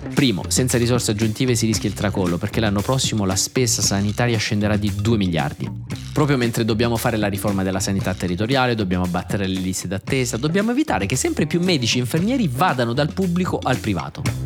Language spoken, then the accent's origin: Italian; Southern Italy, Italy; da buon terrone